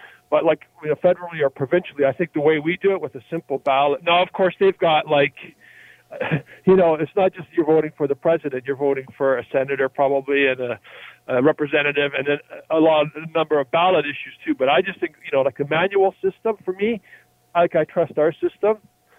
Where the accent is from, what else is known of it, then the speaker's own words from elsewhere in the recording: Canada; as a Canadian